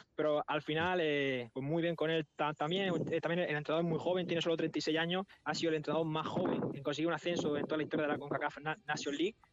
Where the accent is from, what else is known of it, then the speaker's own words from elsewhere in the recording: Murcia, Region of Murcia, Spain; moved away as an adult; now in Bonaire; yo personalmente soy de España